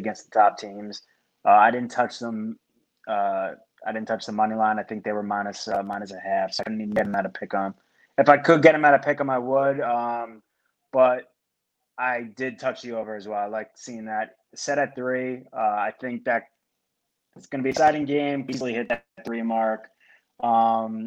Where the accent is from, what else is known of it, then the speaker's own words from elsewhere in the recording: United States; as an American